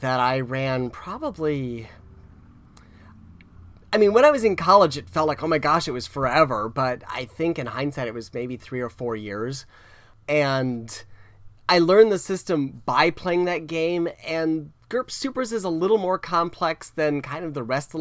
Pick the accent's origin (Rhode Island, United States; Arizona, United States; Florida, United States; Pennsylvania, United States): Florida, United States; South; I grew up in South Florida, which was pretty open-minded as far as that sort of thing.